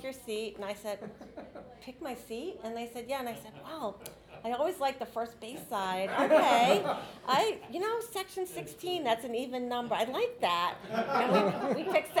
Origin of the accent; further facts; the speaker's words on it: Boston, Massachusetts, United States; I grew up in Boston, where everybody's a Red Sox fan